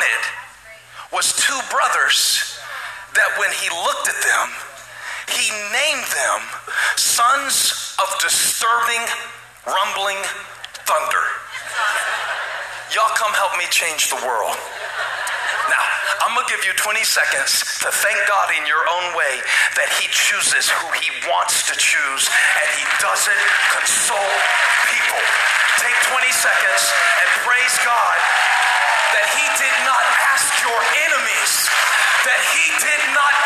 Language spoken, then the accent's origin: English; Moncks Corner, South Carolina, United States; accent: southern; I grew up in Monk's Corner, South Carolina